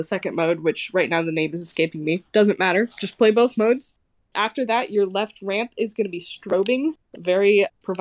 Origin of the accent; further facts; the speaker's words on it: Kansas City, United States; I'm from Kansas City, and I am a competitive pinball player